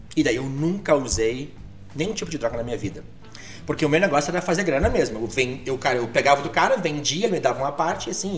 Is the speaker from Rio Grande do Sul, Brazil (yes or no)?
yes; Alegrete, Rio Grande do Sul, Brazil; first language Portuguese; moved away as an adult; also born or lived in Amazon / Canela; now in Gramado, Brazil; eu sou de Alegrete